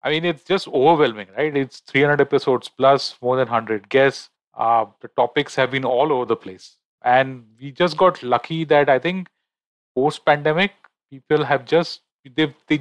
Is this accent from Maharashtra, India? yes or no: yes; Mumbai, Maharashtra, India; I'm born and raised in Bombay